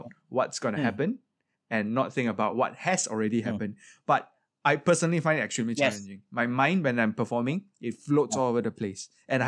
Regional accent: Singapore; Singaporean in SSO, of course we're all very proud of you and I think you are a great representative for us as Singaporean musicians to be in orchestra.

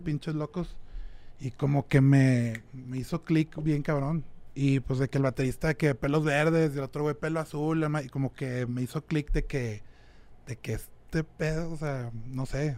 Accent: San Pedro Garza García, Nuevo León, Mexico; soy de Monterrey, de San Pedro.

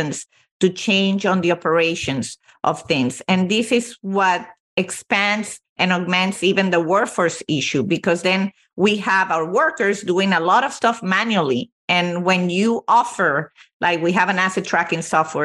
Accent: Venezuela; moved away; I was born and raised in Venezuela, although both my parents are Italian

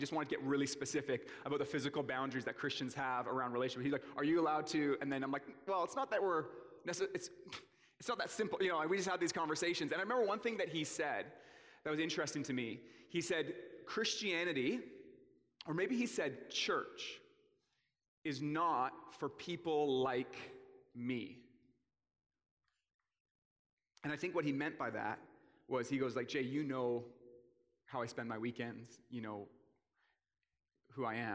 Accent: Port Coquitlam, British Columbia, Canada; I grew up in the Tri-Cities in Port Coquitlam.

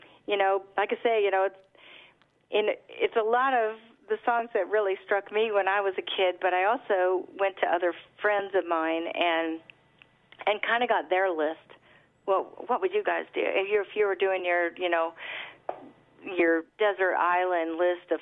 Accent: United States; grew up on the Mississippi

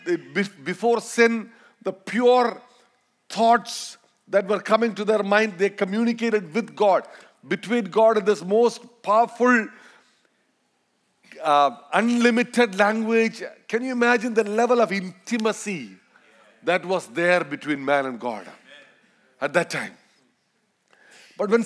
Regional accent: Malayalam, Kerala, India; accent: Indian, Malayalam accent; first language Malayalam; English is a second language; we're gonna speak Malayalam. That's my mother tongue

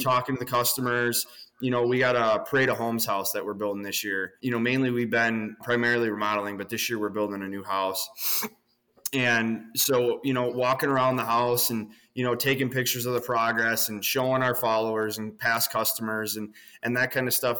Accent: Southern Wisconsin, United States; We're from Southern Wisconsin.

